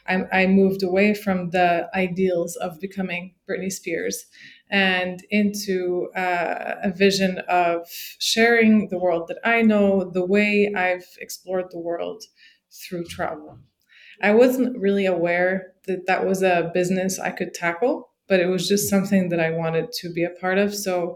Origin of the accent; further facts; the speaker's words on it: Morocco; parents put us in Moroccan school, so we were not the traditional expat family living in a U.S. bubble. I grew up in Moroccan schools studying chemistry and math and geography and geology and history, all in Arabic and French.